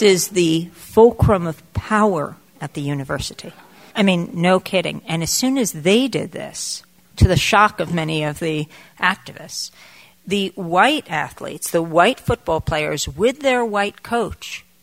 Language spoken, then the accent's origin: English; New York, United States; I come from New York.